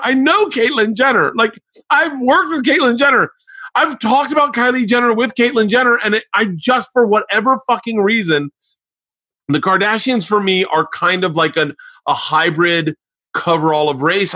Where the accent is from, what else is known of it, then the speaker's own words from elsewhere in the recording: Florida, United States; I grew up in Florida